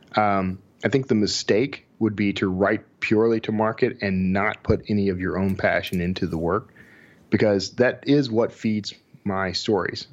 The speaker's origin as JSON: {"language": "English", "region": "Texas", "country": "United States", "said": "Sheldon and I, we're both from Texas"}